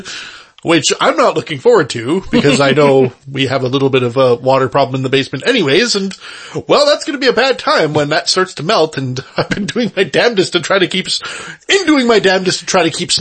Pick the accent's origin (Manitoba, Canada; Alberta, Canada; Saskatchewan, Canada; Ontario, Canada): Manitoba, Canada; Winnipeg; where we're from Winnipeg